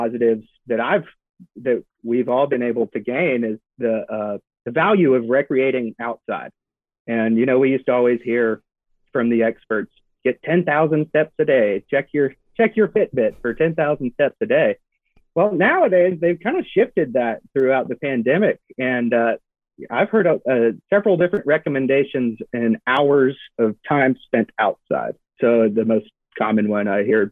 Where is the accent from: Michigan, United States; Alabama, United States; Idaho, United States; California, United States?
Alabama, United States; Birmingham; moved away as an adult; originally I'm from Birmingham, Alabama, and you know, grew up in a family that took fishing and hiking very seriously